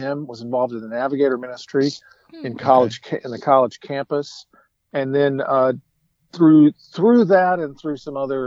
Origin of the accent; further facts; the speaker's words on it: the South, United States; moved away; I'm from the South